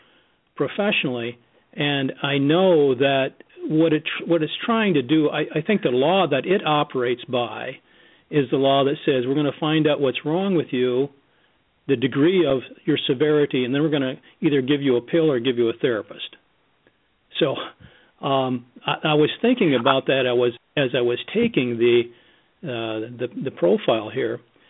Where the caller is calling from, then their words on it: Grand Rapids, Michigan, United States; from Grand Rapids, Michigan.